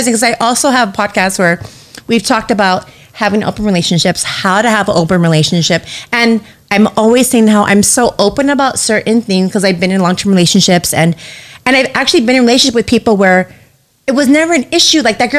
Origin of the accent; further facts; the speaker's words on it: Los Angeles, California, United States; you're from LA, like you're so dope. I'm like, no, I'm not from Hollywood.